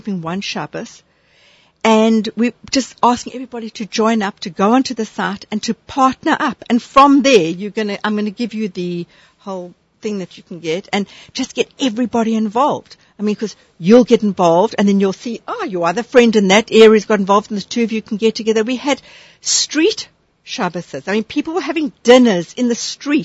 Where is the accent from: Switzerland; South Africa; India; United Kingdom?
South Africa; moved away; I'm from South Africa